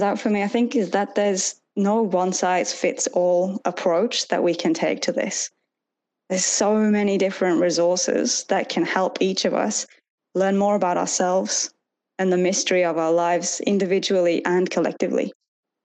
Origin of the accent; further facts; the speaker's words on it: Chester-le-Street, North East England, United Kingdom; accent: Northern; moved away as an adult; now in Australia; my hometown in England, Chesterley Street